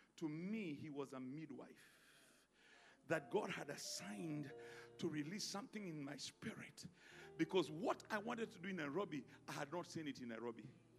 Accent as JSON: {"language": "English", "country": "Ghana", "said": "You know, I'm Ghanaian."}